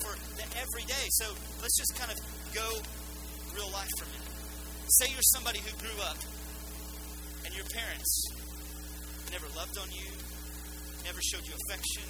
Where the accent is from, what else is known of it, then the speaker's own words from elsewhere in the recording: United States; we're Western and we're American